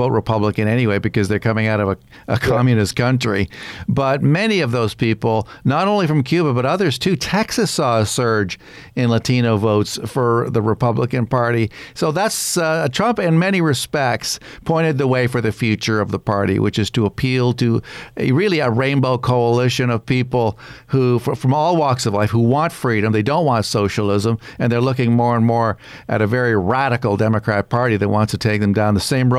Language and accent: English; Canada; I'm a Canadian